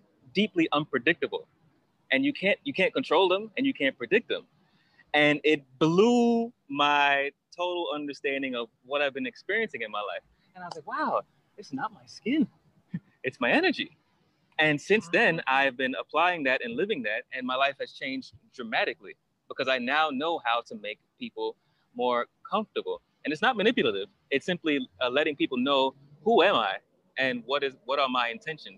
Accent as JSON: {"language": "English", "town": "New York City", "region": "New York", "country": "United States", "tie": "born or raised there", "also_born_or_lived": "Berlin / Australia", "moved": "as an adult", "said": "I grew up in Brooklyn, New York. I don't know if I said that, that's where I'm from Brooklyn, New York."}